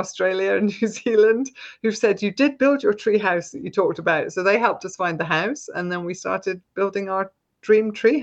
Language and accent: English; Scotland, United Kingdom; now in Gloucestershire, United Kingdom; I was brought up in Scotland